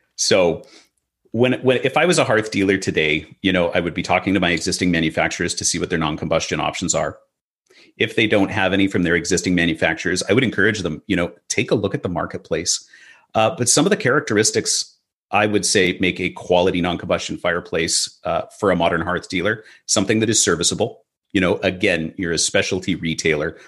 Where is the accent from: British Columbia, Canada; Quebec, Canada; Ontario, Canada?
British Columbia, Canada; Vancouver; In Vancouver, uh, you know, my hometown